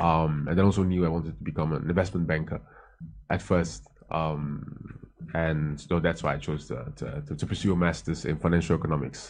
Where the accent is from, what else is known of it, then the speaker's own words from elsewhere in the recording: Amsterdam, North Holland, Netherlands; moved away as an adult; also born or lived in Hoofddorp / Rotterdam / Johannesburg, South Africa; now in Accra, Ghana; I was born and raised in the Netherlands in uh, in uh, in uh, Amsterdam. Then at some point moved to um, Hoofddorp and then studied in Rotterdam.